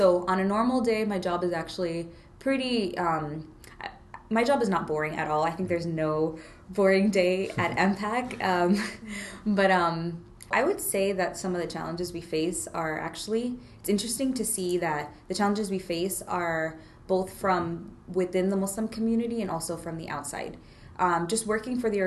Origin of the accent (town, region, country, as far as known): United States; born or raised there